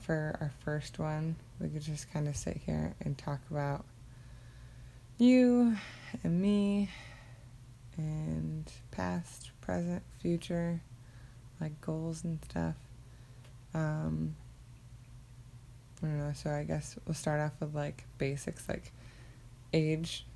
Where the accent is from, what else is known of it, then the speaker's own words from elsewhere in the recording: Rochester, New York, United States; moved away as an adult; I'm from upstate New York, specifically Rochester. I went to college briefly in Buffalo. Yeah, grew up there.